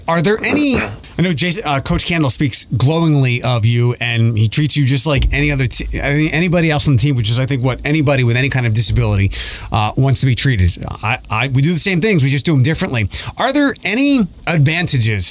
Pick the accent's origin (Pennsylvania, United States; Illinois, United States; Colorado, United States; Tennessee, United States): Pennsylvania, United States; Philadelphia; I'm from Philadelphia